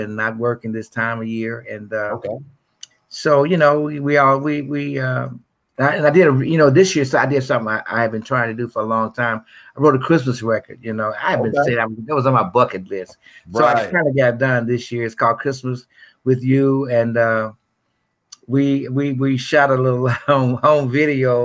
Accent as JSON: {"language": "English", "town": "Memphis", "region": "Tennessee", "country": "United States", "tie": "born or raised there", "said": "I'm from South Memphis. Originally grew up. I've lived in Memphis all my life"}